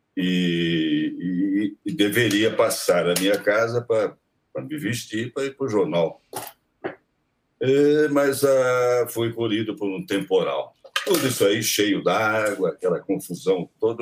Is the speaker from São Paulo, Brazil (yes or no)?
yes; Taubaté, São Paulo, Brazil; Taubaté, né? Onde eu nasci, eh, na estação de Taubaté, na, na, no clube onde eu jogava tênis